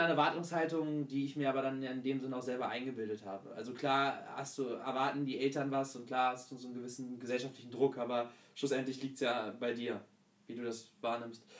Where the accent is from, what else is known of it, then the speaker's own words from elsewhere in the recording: Hanover, Lower Saxony, Germany; moved away as an adult; Hannover. Dort geboren und aufgewachsen